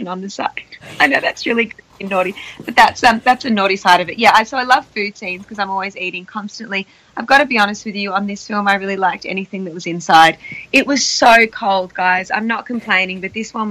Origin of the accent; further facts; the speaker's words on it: Australia; accent: Australian; when I'm surrounded around the Aussies, you can probably tell my accent's really thick